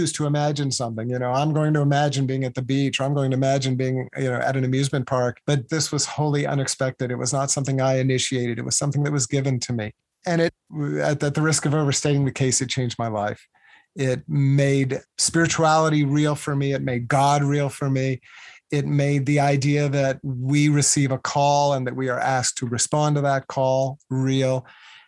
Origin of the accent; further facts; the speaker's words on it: Virginia, United States; I grew up in Virginia.